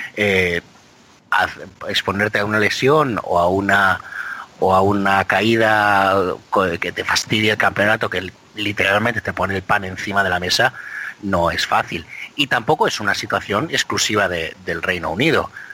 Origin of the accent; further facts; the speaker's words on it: Biscay, Basque Country, Spain; nací en Vizcaya